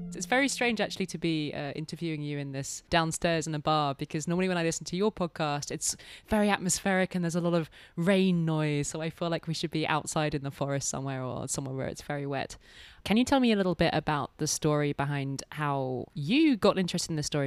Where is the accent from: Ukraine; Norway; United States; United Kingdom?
United Kingdom; as proud British citizens